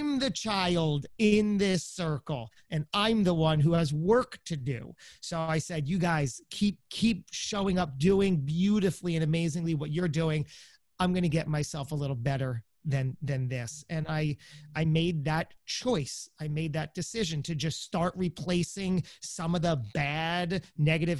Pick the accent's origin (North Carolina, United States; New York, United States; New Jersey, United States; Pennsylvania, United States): New Jersey, United States; I'm some guy from Jersey